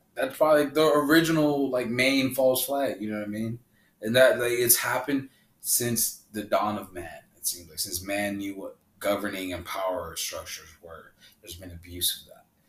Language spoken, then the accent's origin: English; Honduras; my home country, Honduras